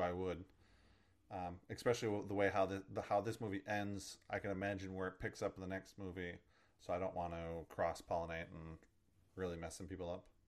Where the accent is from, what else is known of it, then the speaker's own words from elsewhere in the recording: United States; as an American